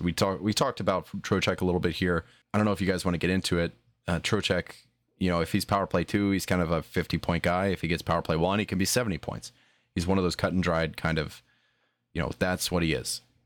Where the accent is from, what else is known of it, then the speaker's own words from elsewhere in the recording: New Jersey, United States; I was born in Jersey